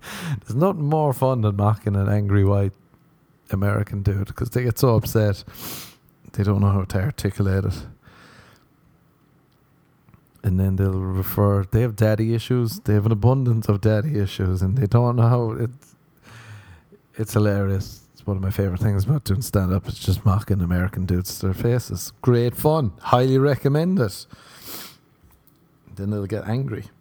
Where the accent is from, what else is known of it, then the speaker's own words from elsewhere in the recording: Ireland; moved away; I was growing up in Ireland.